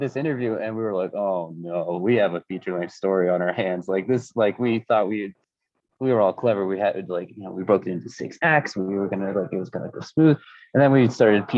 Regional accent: United States; I grew up in the United States

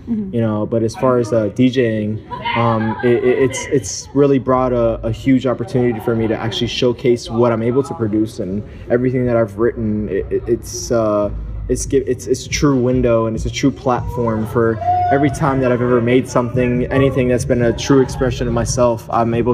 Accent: Miami, Florida, United States; I'm from Miami. I'm from Florida. I was actually born in South Florida, raised there

